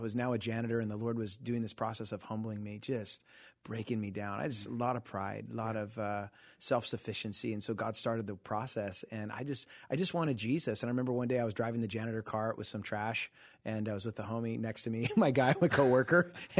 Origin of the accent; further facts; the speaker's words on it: Costa Mesa, California, United States; Yeah, I'm from Costa Mesa area. That's where I grew up